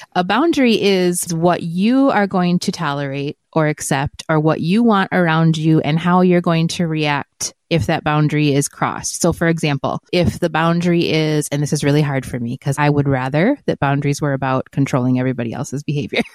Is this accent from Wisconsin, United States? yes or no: yes; Wisconsin, United States; moved away as an adult; now in Arizona, United States; my family is very traditional at Christmas and they're, we're from Wisconsin. I was the bad one that moved away to Arizona